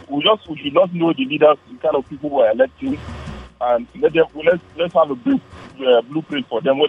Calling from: Nigeria; I'm calling from Angarogo.

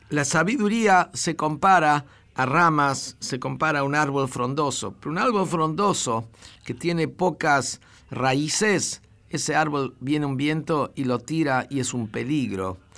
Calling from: Corrientes, Argentina; Hola Rabino … de Corrientes.

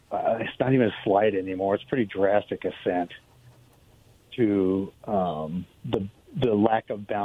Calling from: Richland, United States; This is … from Richland.

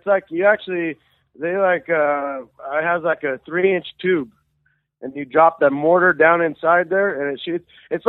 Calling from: Monticello, Washington, United States; from Monticello, Washington.

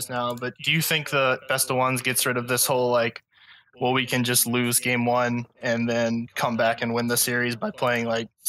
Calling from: Mississippi, United States

